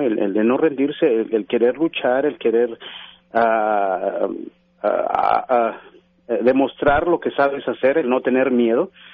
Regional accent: Mexico City, Mexico; moved away as an adult; now in United States; yo soy originario de la Ciudad de México, mi mamá es originaria de, Oaxaca y mi papá es originario de Guanajuato. Yo nazco en México, eh, voy a la escuela, me graduó

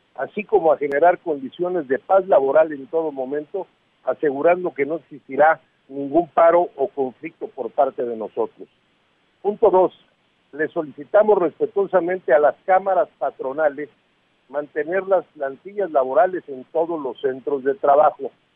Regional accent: Mexico; somos mexicanos

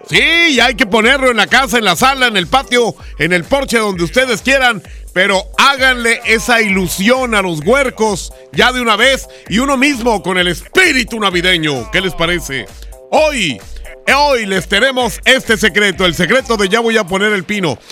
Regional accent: Mexico; como mexicanos

